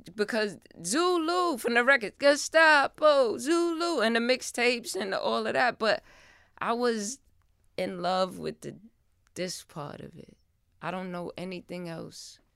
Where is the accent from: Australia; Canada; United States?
United States; New York City, New York; I lived in the Bronx, and I'm from the Bronx